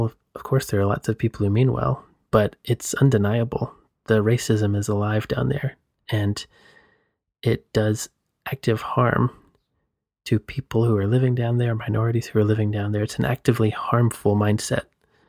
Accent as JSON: {"language": "English", "region": "Southeast", "country": "United States", "tie": "born or raised there", "said": "So I grew up in the Southeast U.S., just to frame that in context."}